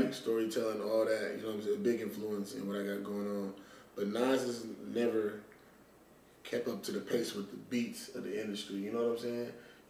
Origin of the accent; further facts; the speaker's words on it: Las Vegas, Nevada, United States; I'm from Las Vegas, Nevada.